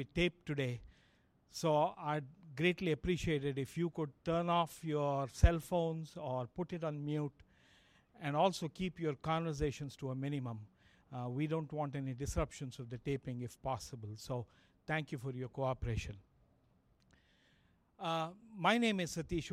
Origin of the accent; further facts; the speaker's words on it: India; moved away; growing up in India